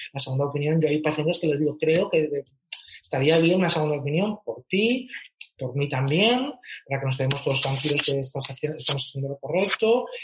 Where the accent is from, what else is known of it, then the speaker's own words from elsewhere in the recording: Catalonia, Spain; moved away; soy, soy catalán